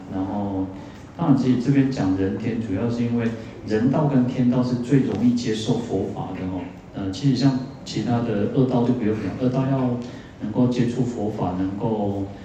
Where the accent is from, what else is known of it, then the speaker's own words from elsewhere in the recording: Taiwan; 我们台湾人其实都，虽然我们有很很很好的一个健保